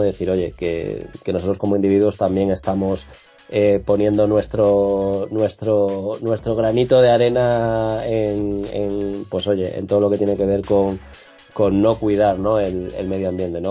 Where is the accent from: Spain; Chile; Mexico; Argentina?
Spain